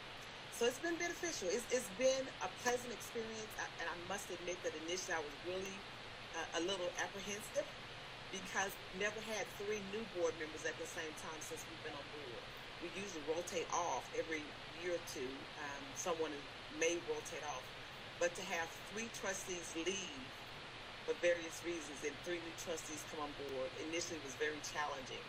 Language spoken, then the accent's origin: English; Dallas, Texas, United States; now in Cedar Hill, United States; I grew up in Oak Cliff